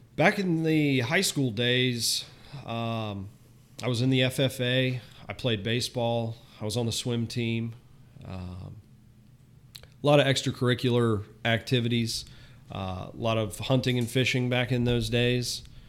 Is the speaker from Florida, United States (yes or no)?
yes; Florida, United States; also born or lived in Southwest Michigan; I was born and raised in Florida